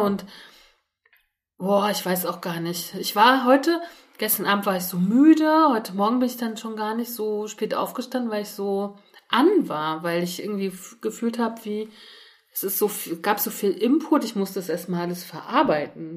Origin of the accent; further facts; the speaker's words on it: Germany; ich bin in der DDR geboren